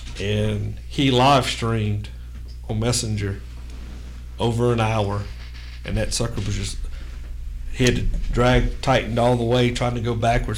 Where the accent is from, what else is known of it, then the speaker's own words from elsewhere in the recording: Terrebonne Parish, Louisiana, United States; now in Mississippi, United States; Yeah. I'm from Terrebonne Parish.